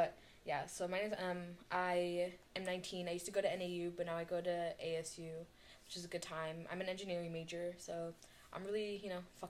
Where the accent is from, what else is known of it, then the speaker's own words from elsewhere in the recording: Querétaro, Mexico; And I'm like, girl, I'm from Mexico City, but not really. I'm from Querétaro.